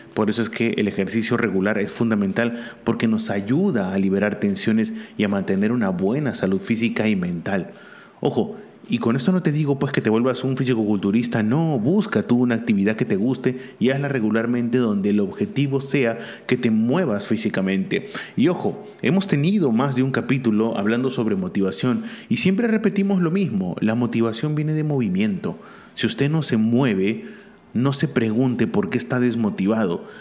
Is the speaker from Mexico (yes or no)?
no; Peru; also born or lived in Barcelona; aquí en mi país